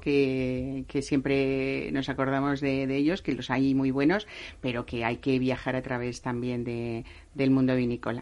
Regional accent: Castilla-La Mancha, Spain; Yo que soy medio castellano manchega

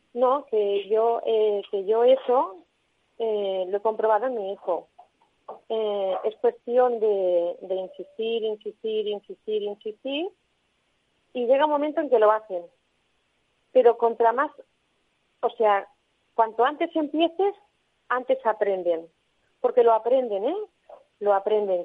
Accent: Tarragona, Catalonia, Spain; aquí en, Tarragona, porque nosotros somos de Tarragona

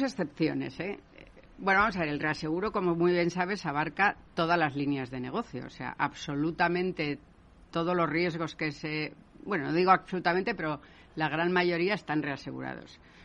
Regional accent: Spain; yo como española

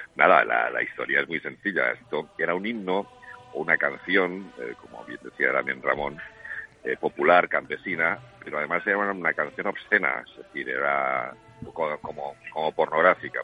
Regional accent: Catalonia, Spain; first language Catalan; Spanish is a second language; yo soy catalano parlante y mi lengua materna es, es el catalán

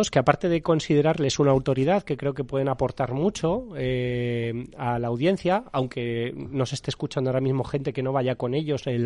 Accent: Madrid, Community of Madrid, Spain; Los que somos de Madrid, o ver un poquito verde, oxigenarse.

